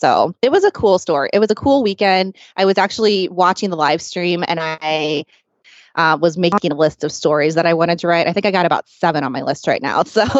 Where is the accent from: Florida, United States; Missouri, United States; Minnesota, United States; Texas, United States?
Missouri, United States; St. Louis; now in San Diego, United States; I'm from St. Louis